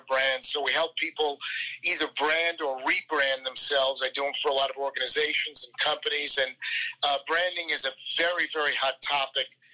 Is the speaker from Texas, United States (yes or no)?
no; Plainview, New York, United States; moved away as an adult; also born or lived in Manhattan, New York; now in Dallas, United States; I grew up on Long Island, very proud of it, very proud to be an ex-New Yorker